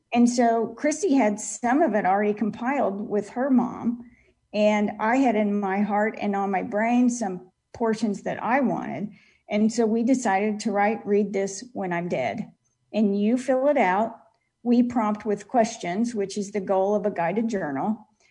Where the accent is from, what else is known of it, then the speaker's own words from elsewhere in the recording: Kansas City, United States; my hometown of Kansas City